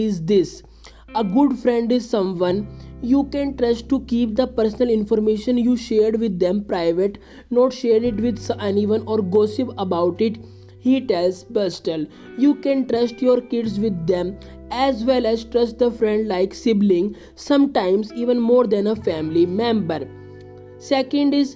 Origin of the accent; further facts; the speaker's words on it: India; I am from India